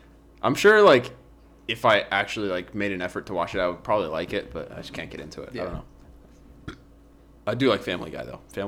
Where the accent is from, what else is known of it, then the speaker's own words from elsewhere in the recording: United States; Americans, we don't say anything right.